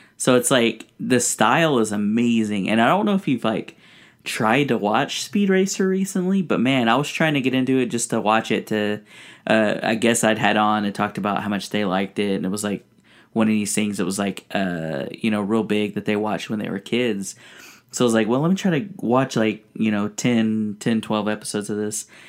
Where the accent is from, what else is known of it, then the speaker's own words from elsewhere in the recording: United States; also born or lived in Mexico; growing up here in America